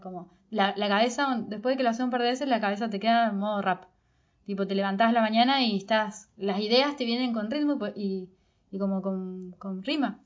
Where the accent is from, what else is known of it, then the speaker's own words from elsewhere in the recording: Córdoba, Argentina; también me crié en Córdoba